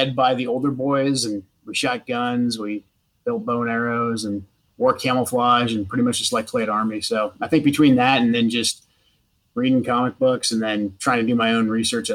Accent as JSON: {"language": "English", "town": "Portland", "region": "Oregon", "country": "United States", "tie": "born or raised there", "also_born_or_lived": "Sweet Home, Oregon", "said": "I was born just south of Portland in a little logging town called Sweet Home, Oregon. And then spent most of my childhood in Portland."}